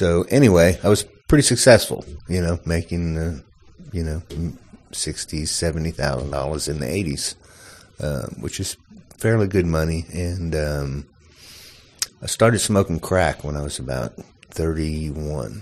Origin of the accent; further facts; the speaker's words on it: South Louisiana, United States; I'm from South Louisiana. Just grew up normal childhood, pretty much. And South Louisiana is like another country. At least it was when I was growing up.